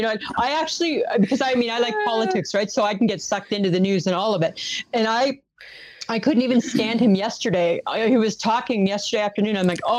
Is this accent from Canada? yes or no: yes; Ontario, Canada; moved away; I'm originally from Ontario.